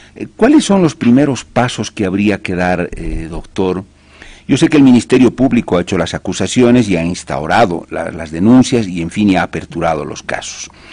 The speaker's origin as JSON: {"language": "Spanish", "country": "Bolivia"}